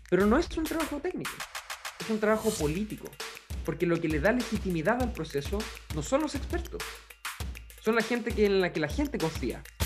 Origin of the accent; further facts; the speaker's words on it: Santiago, Santiago Metropolitan Region, Chile; moved away as an adult; also born or lived in Palena Province, Los Lagos Region; now in Palena, Chile; Nací, crecí y estudié en Santiago, y apenas terminé la universidad, me fui a trabajar como médico a las zonas más rurales y aisladas de la región de los lagos